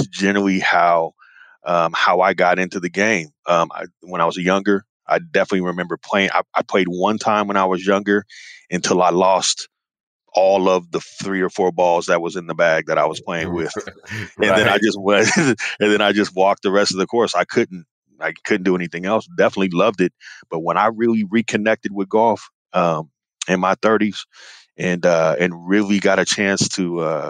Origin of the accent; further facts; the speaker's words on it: Northern California, United States; also born or lived in Memphis, Tennessee; I was born in Memphis, Tennessee, but my parents moved us out to the suburbs in Northern California when I was a baby